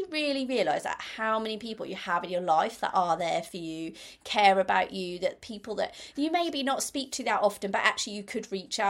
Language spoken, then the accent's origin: English; Norwich, East of England, United Kingdom; moved away; also born or lived in Birmingham; I come from Norwich. I've got lots of friends and family in Norwich